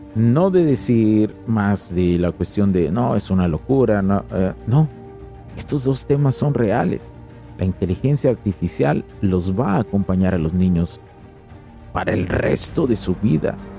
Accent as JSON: {"language": "Spanish", "country": "Mexico", "said": "en México somos Estados Unidos mexicanos"}